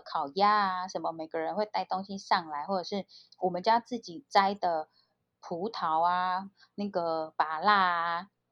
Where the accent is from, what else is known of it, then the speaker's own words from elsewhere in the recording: Pingtung County, Taiwan; now in Taipei, Taiwan; 我是屏东人